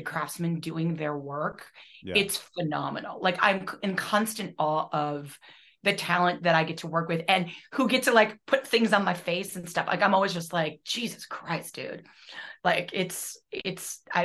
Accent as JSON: {"language": "English", "region": "Midwest", "country": "United States", "said": "I'm from the Midwest"}